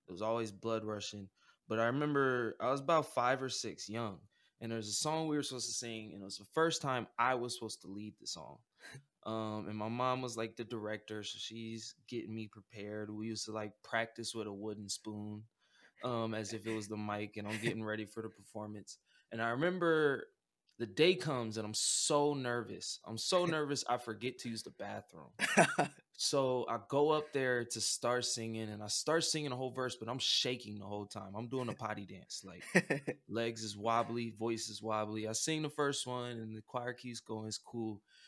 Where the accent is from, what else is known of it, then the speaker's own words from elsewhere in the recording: Omaha, Nebraska, United States; And I'm coming from Omaha, Nebraska, you know, Midwest city, you know, mixed race family. And I grew up with a lot of different talents.